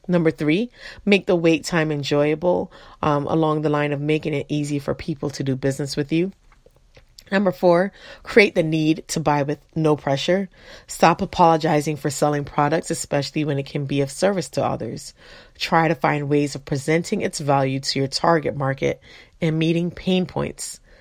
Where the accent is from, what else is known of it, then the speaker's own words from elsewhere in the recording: Florida, United States; I grew up in Florida